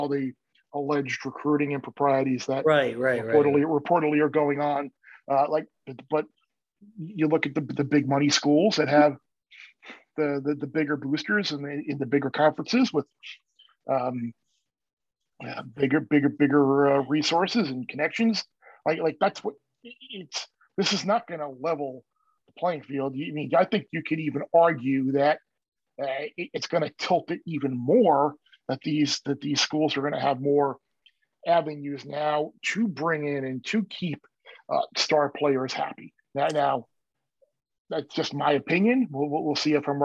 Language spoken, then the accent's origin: English; Long Island, New York, United States; moved away; I grew up on Long Island